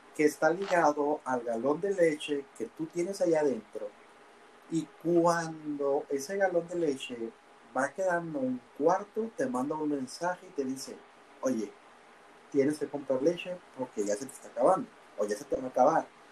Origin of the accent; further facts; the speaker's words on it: Mexico; somos los mexicanos